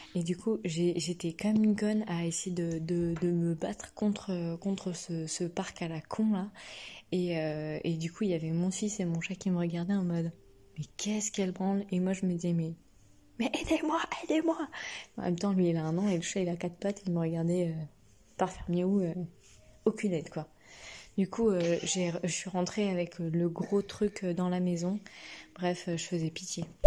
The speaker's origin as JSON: {"language": "French", "area": "Burgundy", "region": "Bourgogne-Franche-Comté", "country": "France", "also_born_or_lived": "Paris region", "moved": "yes", "said": "Je dis bah, De Bourgogne"}